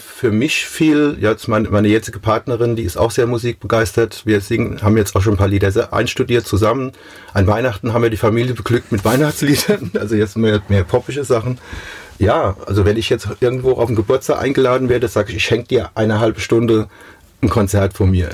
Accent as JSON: {"language": "German", "town": "Mainz", "region": "Rhineland-Palatinate", "country": "Germany", "tie": "born or raised there", "said": "Mainz ist Mainz. Das ist da, wo ich herkomme. Das ist meine Heimat."}